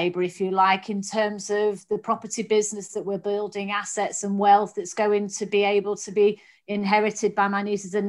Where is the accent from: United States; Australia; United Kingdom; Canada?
United Kingdom; Manchester, North West England; I grew up in Manchester